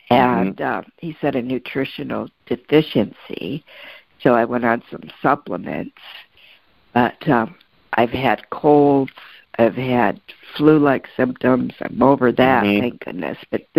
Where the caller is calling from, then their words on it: Arizona, United States; I'm calling from Arizona.